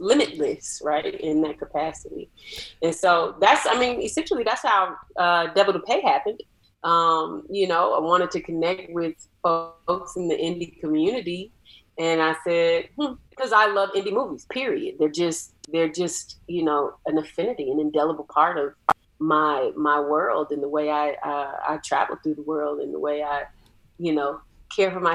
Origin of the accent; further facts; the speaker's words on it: Atlanta, Georgia, United States; I'm from Atlanta, so there's a rich black arts culture that was happening in the 80s and the 90s. So I'm very much rooted from that.